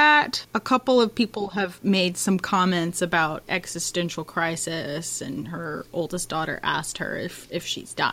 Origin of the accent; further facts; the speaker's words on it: Texas, United States; I'm from Texas